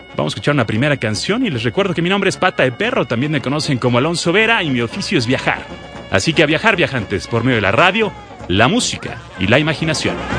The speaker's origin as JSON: {"language": "Spanish", "country": "Mexico", "said": "los mexicanos"}